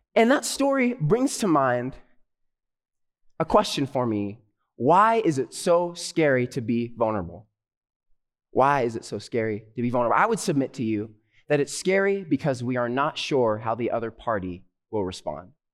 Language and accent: English; Southern California, United States; I'm a pastor from Southern California, currently studying at Andrews University Theological Seminary